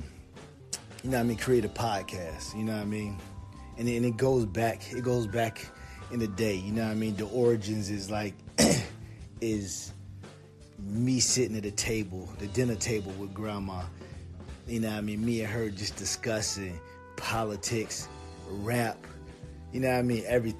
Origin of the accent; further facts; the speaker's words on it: Virginia, United States; I'm from Virginia